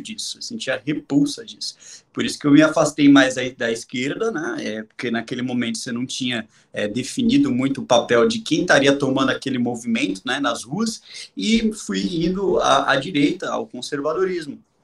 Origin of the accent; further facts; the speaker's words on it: Brazil; O bairro onde eu nasci se chama Buraco do Sapo